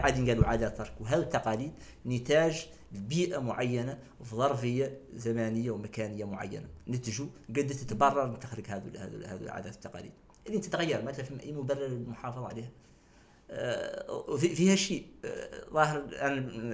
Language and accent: Arabic; Nouakchott, Mauritania; انا واحد من نواكشوط مخلوق مولود في نواكشوط